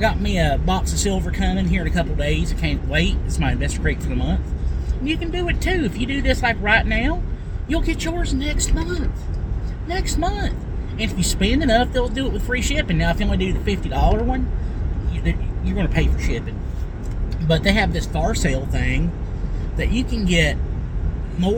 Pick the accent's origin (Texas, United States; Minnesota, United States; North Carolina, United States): North Carolina, United States; North Wilkesboro; moved away; also born or lived in Wilbar / Hays; I grew up in North Wilkesboro. And this is where my roots are.